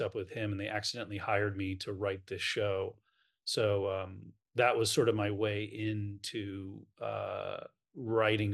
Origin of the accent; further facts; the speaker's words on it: New York, United States; I'm from New York